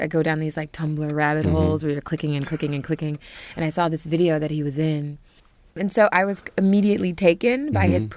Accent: Dallas, Texas, United States; now in Brooklyn, United States; I'm originally from Dallas, Texas, but I've lived in Brooklyn for about 13 years

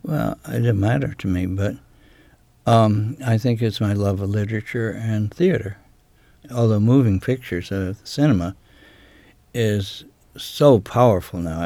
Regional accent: United States; now in Maine, United States; I was raised on Chesapeake Bay

